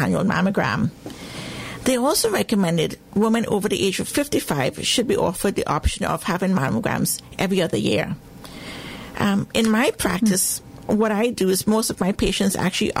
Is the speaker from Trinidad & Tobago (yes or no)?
yes; Trinidad & Tobago; moved away as an adult; also born or lived in England / Glasgow, Scotland; now in United States; I was born in the Caribbean, in Trinidad and Tobago